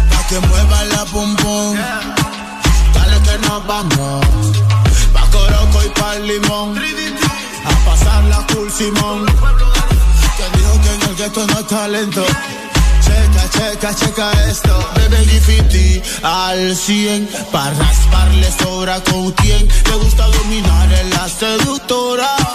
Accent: Honduras; Estoy en mi país. Eh, ahorita mismo pues estamos aquí en Tegucigalpa

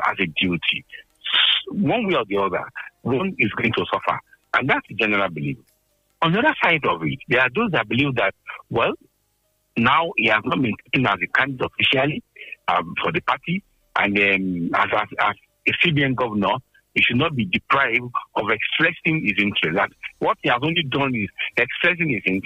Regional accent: Nigeria; as a Nigerian

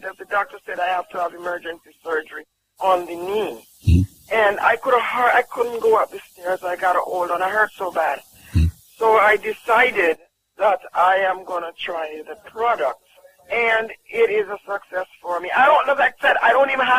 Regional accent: Jamaica; from Jamaica

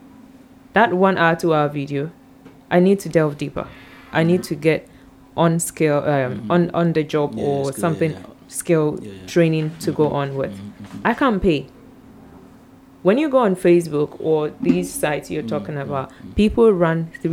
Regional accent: Ghana

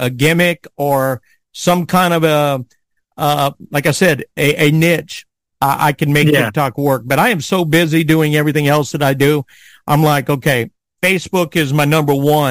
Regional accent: South Louisiana, United States; I grew up in South Louisiana

